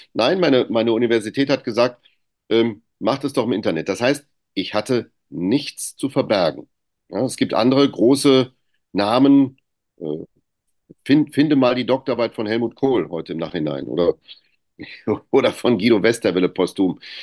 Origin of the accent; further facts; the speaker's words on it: Greece; ich bin ja auch Grieche